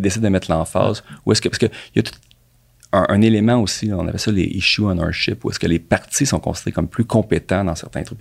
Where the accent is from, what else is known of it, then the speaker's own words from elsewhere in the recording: Montreal, Quebec, Canada; also born or lived in Toronto; je viens, je viens de Montréal.